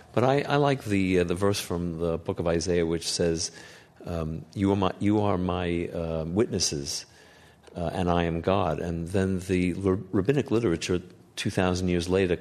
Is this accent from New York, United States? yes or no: yes; New York City, New York, United States; I can remember growing up in New York City, walking through the streets and finding soot all over my face